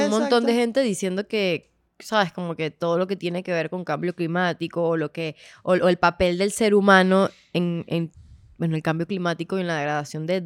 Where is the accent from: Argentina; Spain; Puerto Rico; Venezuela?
Venezuela; es mi tierra, ¿sabes? Al final, aquí nacimos